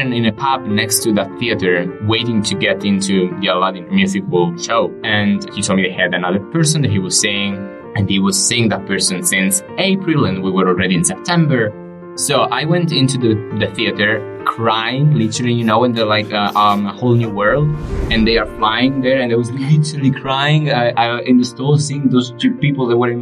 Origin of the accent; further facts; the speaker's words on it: Sicily, Italy; moved away as an adult; now in London, United Kingdom; I'm originally from Italy, Sicily, a little town in the south of Sicily. I live in London